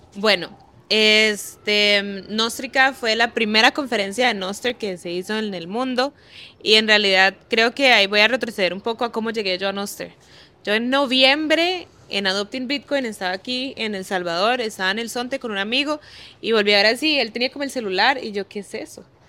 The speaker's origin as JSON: {"language": "Spanish", "region": "Guanacaste", "country": "Costa Rica", "tie": "born or raised there", "also_born_or_lived": "Belize", "moved": "as an adult", "said": "Nosara es una playa en Costa Rica, en Guanacaste, que es donde yo nací."}